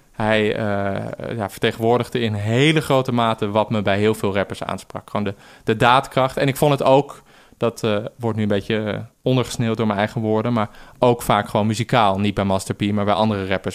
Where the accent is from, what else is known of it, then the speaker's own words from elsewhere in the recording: Amsterdam, North Holland, Netherlands; ik groeide op in Amsterdam Zuid.